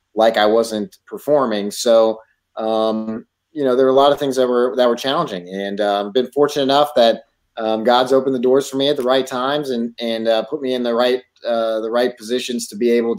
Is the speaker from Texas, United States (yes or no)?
yes; Texas, United States; also born or lived in California; I grew up in Texas. We moved to Texas when I turned seven